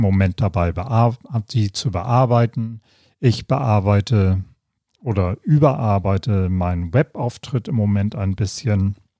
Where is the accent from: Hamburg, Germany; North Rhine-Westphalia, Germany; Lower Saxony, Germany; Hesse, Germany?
Hamburg, Germany; moved away as an adult; also born or lived in London / Nuremberg; Nachdem ich die Schule und die Ausbildung in meiner Heimatstadt Hamburg